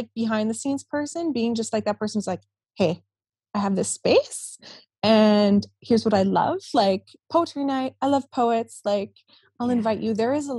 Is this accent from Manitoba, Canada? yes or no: yes; Winnipeg, Manitoba, Canada; I grew up in Winnipeg.